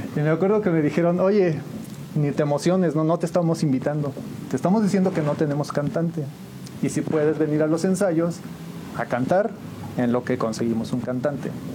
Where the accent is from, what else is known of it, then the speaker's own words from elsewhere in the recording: San Juan del Río, Querétaro, Mexico; yo nací aquí en San Juan del Río